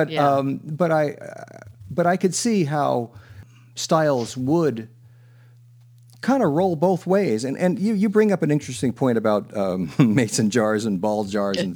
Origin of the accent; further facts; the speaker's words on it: East Coast, United States; moved away as an adult; also born or lived in Ohio; I remember growing up on the East Coast and going to school then in Ohio